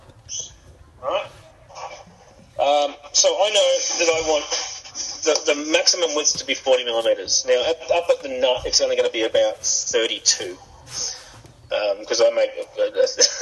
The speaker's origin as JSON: {"language": "English", "country": "Australia", "said": "I'm Australian"}